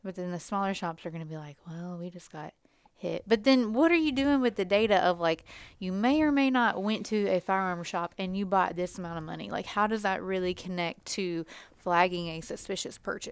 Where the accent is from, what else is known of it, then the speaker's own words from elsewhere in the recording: Indiana, United States; we are from Indiana